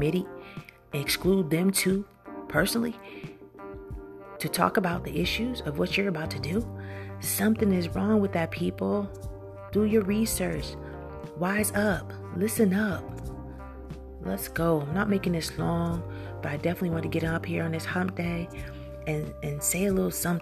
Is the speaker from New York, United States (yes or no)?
yes; New York, United States; now in Georgia, United States; New York, stand up. I love y'all. It's my hometown.